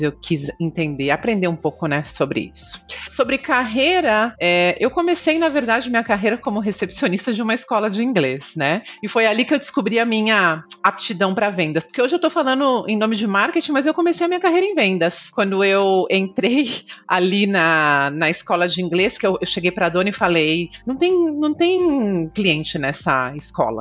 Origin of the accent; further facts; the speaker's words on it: Canoas, Rio Grande do Sul, Brazil; moved away as an adult; also born or lived in São Paulo; now in Miami, United States; Eu nasci em São Paulo, mas fui muito bebê para o Rio Grande do Sul, uma cidade chamada Canoas.